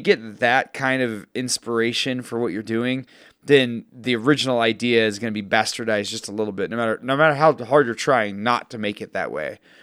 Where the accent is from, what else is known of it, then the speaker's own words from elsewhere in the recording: Texas, United States; I grew up in Texas